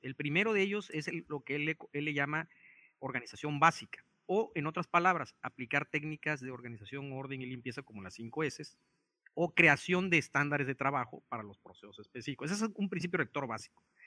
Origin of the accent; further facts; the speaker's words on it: Mexico; also born or lived in Japan; como mexicano en un país como Japón